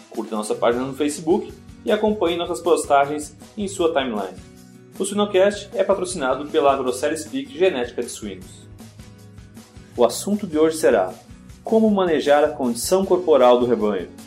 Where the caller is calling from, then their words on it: Hendersonville, Tennessee, United States; Tô em Hendersonville, Tennessee hoje.